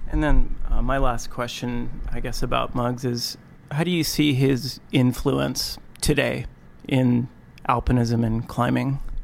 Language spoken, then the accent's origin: English; Alaska, United States; I grew up here in Alaska